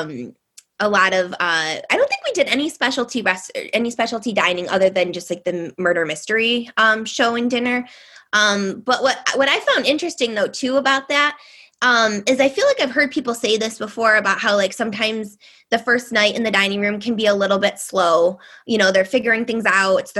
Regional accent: Detroit, Michigan, United States; we're from the Detroit area in Michigan

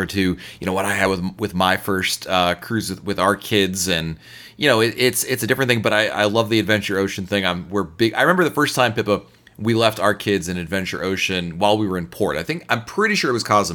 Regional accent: Northeast, United States; moved away; I grew up in the Northeast.

